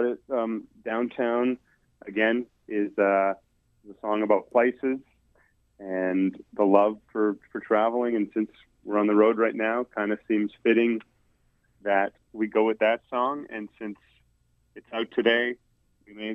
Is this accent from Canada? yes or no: yes; Winnipeg, Manitoba, Canada; growing up in Winnipeg and being a Winnipeg guy